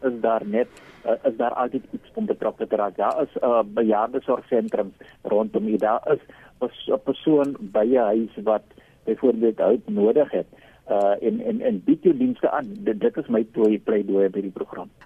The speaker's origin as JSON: {"language": "Afrikaans", "country": "South Africa", "said": "ons as Suid-Afrikaners"}